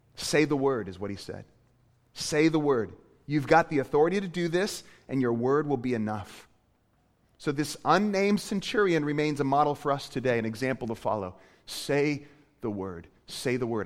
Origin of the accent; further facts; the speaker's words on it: Portland, Maine, United States; moved away; I, I grew up in Maine. Uh, I'm from Portland, Maine